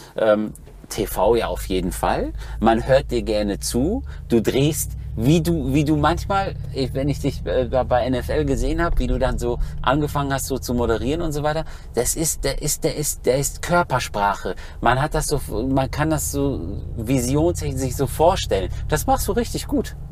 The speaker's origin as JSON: {"language": "German", "town": "Schloss Holte-Stukenbrock", "region": "North Rhine-Westphalia", "country": "Germany", "tie": "born or raised there", "said": "bin in Schloss Holte-Stubenbrock zur Schule Schauspielschule gegangen, vor Ort von Bielefeld, 15 Kilometer"}